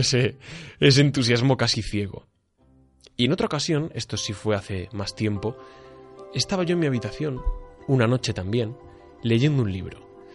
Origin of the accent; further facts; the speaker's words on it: Hoyos, Extremadura, Spain; allí en, en mi pueblo, en Hoyos